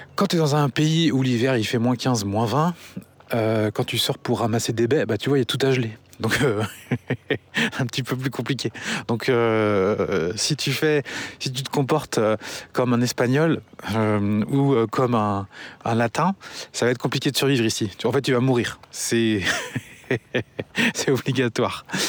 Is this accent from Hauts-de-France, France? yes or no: no; Angers, Pays de la Loire, France; also born or lived in Paris; nous sommes originaires d'Angers